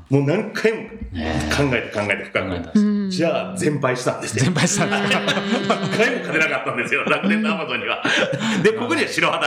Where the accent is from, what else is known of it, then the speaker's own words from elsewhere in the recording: Mie, Japan; 自分の三重県出身なので、三重県がなくなったらすごい悲しいんですよ。うん地元民からすればですね。